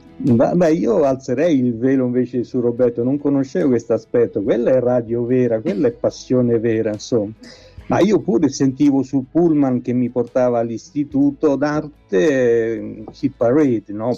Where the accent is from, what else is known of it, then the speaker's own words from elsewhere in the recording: Artena, Lazio, Italy; al mio paese, ad Artena